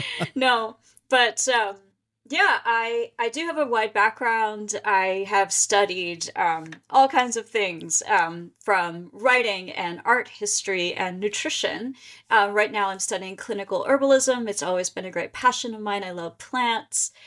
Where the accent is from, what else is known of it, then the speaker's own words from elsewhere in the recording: Pennsylvania, United States; now in Maryland, United States; I live in Maryland, and I grew up in Pennsylvania